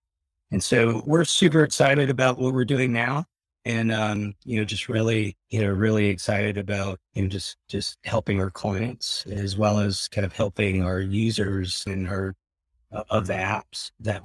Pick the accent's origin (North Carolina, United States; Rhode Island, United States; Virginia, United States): North Carolina, United States; growing up in North Carolina in the 80s